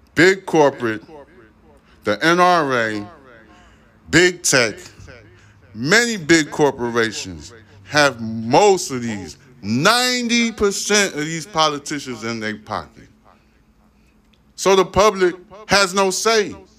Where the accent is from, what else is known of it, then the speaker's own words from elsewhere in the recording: New York City, New York, United States; I was born in Brooklyn, New York.